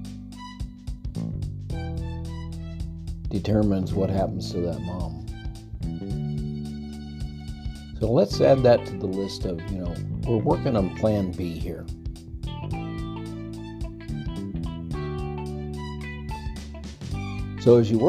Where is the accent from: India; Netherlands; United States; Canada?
United States; Texas; Texas, my home state